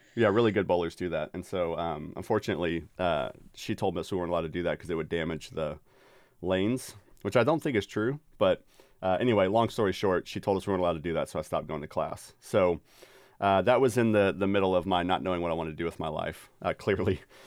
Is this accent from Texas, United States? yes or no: yes; Dallas-Fort Worth, Texas, United States; now in Cedarville, Ohio, United States; the suburb I grew up in, in D F